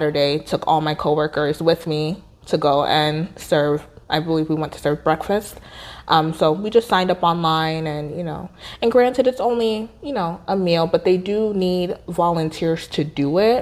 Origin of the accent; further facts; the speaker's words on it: Georgia, United States; moved away as an adult; also born or lived in Minneapolis / Nigeria; I grew up in Georgia, but I grew up outside of the city. So I grew up in the suburbs